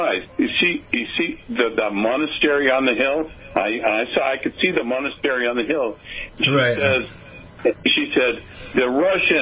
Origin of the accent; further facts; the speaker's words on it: United States; I'm American. I'm Americana